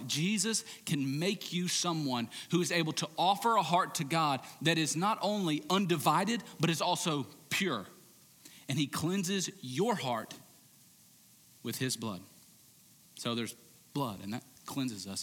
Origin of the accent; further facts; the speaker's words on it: United States; modern American Christians